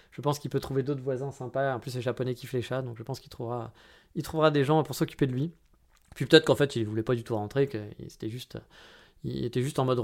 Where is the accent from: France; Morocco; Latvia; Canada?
France; mais eh, je suis français, hein, eh, c'est normal